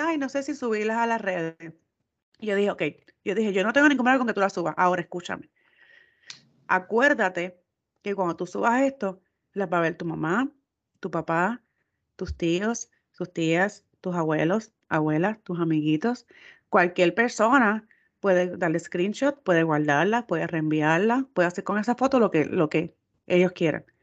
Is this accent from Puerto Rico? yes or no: yes; Puerto Rico; nosotros somos de Puerto Rico